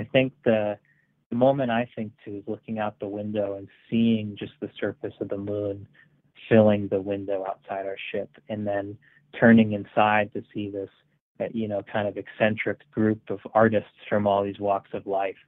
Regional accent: Marlborough, Connecticut, United States; Marlborough, my hometown

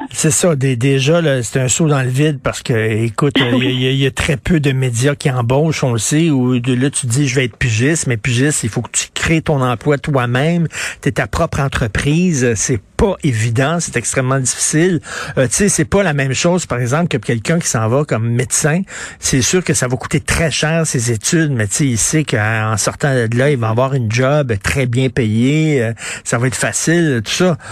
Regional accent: Montreal, Quebec, Canada; je viens de Verdun

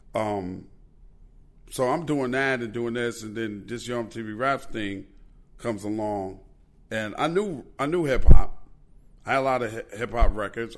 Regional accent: New York City, New York, United States; When I was growing up in Queens, New York, man, all we had was video music box

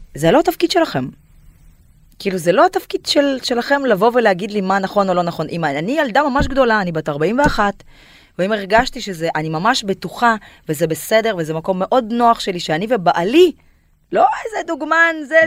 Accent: Kyrgyzstan; Hebrew is a second language; moved away as an adult; now in Tel Aviv, Israel; אני עליתי מקירגיסטן בגיל 19 ויש לי קצת מבטא

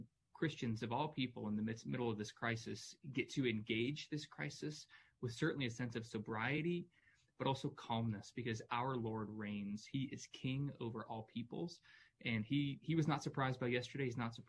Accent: United States; also born or lived in Louisville, Kentucky; I'm an American. I'm a patriot

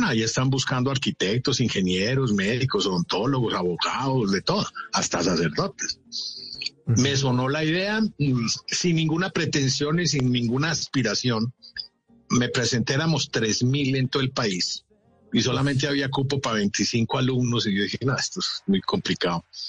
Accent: Manizales, Caldas, Colombia; tenía un tío arquitecto en Manizales, de donde yo soy oriundo

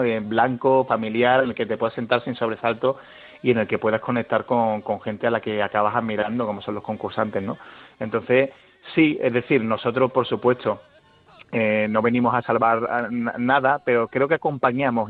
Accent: Seville, Andalusia, Spain; moved away; also born or lived in Guadalajara; mi tierra

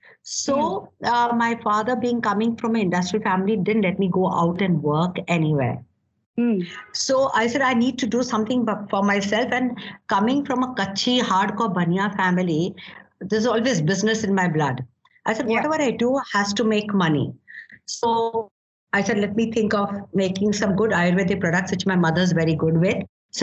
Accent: Myanmar; Okay, first and the foremost, I come from Burma. You know, my grandparents had this shipping mills in Burma.

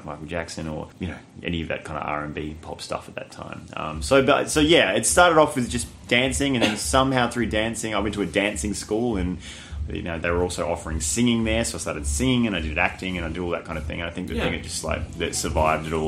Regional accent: Adelaide, South Australia, Australia; I grew up in Adelaide

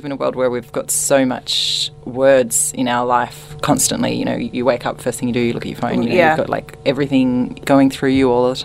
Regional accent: Australia; I'm from Australia

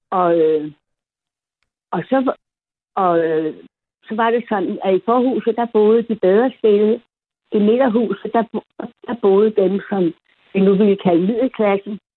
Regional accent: Copenhagen, Capital Region of Denmark, Denmark; also born or lived in Amager; jeg er opvokset inde i det gamle Adelsgade Borgergade kvarter. I gamle dage, der var det slum, nu er det jo fint at bo der, ikke?

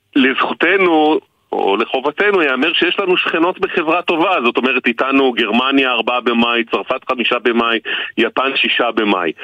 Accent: Israel

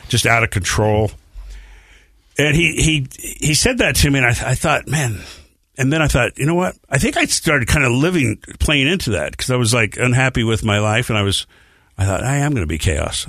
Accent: Bountiful, Utah, United States; also born or lived in Salt Lake City, Utah; age five, we moved to Bountiful, Utah.

